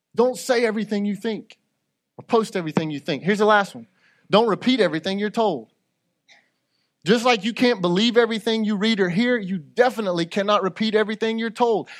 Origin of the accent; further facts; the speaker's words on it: United States; I'm an American